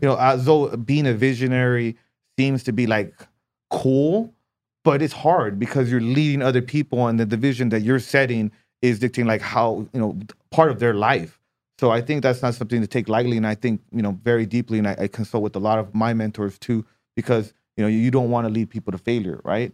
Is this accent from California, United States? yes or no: yes; Southern California, United States; moved away as an adult; now in Hawaii, United States; I grew up in Southern California